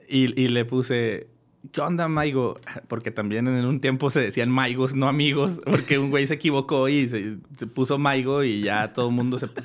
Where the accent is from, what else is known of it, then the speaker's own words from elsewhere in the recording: Torreón, Coahuila, Mexico; Siempre digo, no, soy de Torreón. Soy de una región que se llama La Laguna.